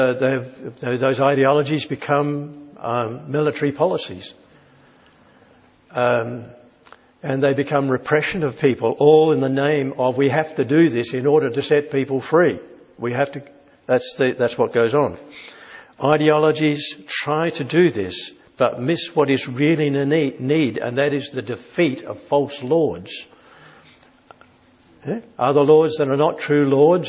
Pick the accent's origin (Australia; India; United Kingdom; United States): Australia; being Australian